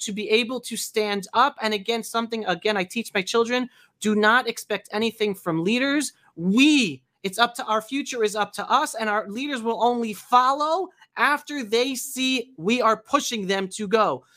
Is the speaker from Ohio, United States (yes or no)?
no; New York City, New York, United States; I grew up in New York City in the 70s and 80s, and I was married in New York City in the 90s